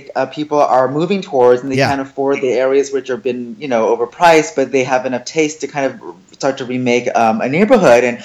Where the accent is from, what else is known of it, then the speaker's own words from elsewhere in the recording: San Francisco Bay Area, California, United States; first language Chinese; born and raised in the San Francisco Bay Area.